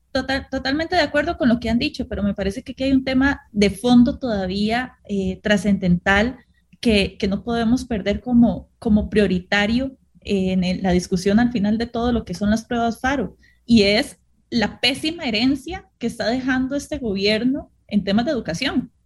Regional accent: Costa Rica; nosotros como costarricenses

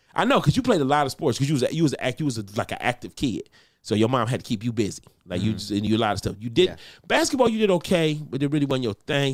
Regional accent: Detroit, Michigan, United States; I grew up with gospel. I'm from Detroit.

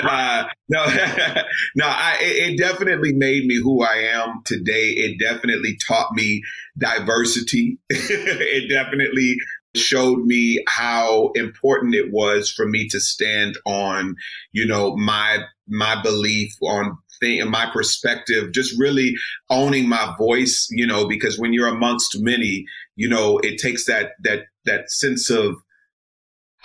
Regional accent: Houston, Texas, United States; moved away as an adult; also born or lived in Boston; now in Los Angeles, United States; 3 years old, Houston, Texas, my hometown

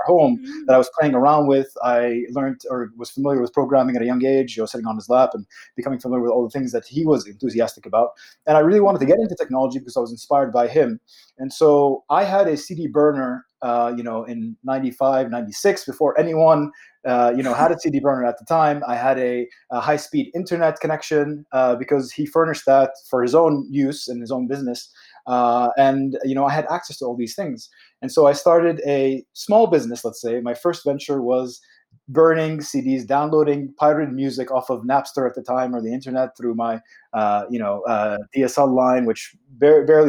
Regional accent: United States; I was born in the States as well

